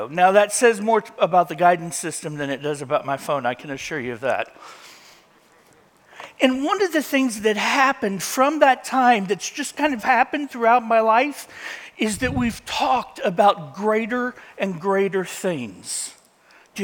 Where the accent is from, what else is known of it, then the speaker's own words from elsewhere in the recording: Indiana, United States; A farm boy growing up in Indiana